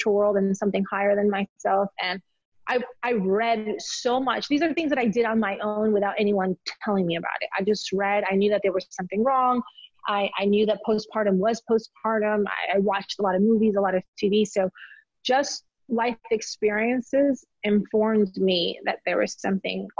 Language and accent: English; Elmwood Park, New Jersey, United States; moved away as an adult; also born or lived in Colombia / South Texas / Charlotte, North Carolina / Dallas, Texas; now in Atlanta, United States; I grew up in Jersey, with Macedonian friends, Polish friends, Italian, Cubans, Puerto Ricans